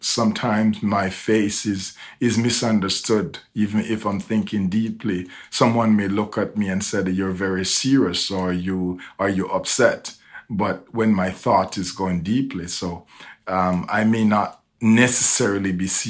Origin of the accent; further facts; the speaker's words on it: Jamaica; moved away; I was raised in a different part of the world. I grew up in Jamaica